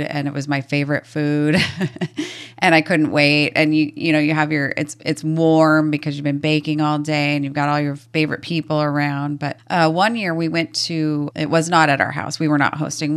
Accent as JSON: {"language": "English", "region": "Washington", "country": "United States", "tie": "born or raised there", "also_born_or_lived": "Montana", "said": "We have very little family here in the Pacific Northwest, or at least in Washington. Uh, when we moved over here when I was two"}